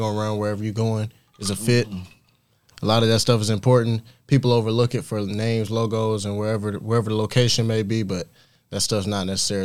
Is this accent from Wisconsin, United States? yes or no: no; South Carolina, United States; moved away as an adult; I grew up in South Carolina primarily